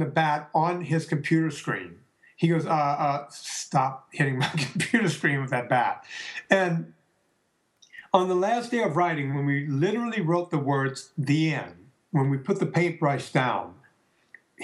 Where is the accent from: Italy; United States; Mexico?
United States; the South; we're both Italians from the South